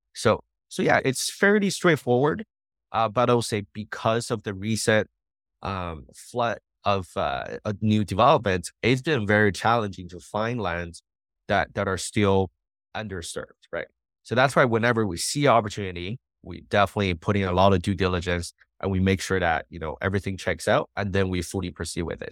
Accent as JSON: {"language": "English", "town": "Montreal", "region": "Quebec", "country": "Canada", "also_born_or_lived": "New Brunswick", "moved": "as an adult", "lives_now": "Las Vegas, United States", "said": "I'm from Montreal, from a big city"}